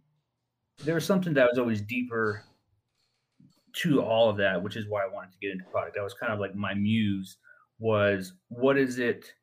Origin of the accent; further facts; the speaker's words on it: Navajo Nation, United States; when I was younger, growing up on the Navajo Nation